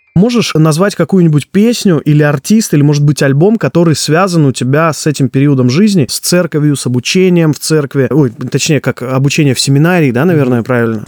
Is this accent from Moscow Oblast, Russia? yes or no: no; Neryungri, Sakha Republic, Russia; Я сам родом из Якутии, сам Магадан даже еще суровее, чем город Нерюнгри, откуда я родом.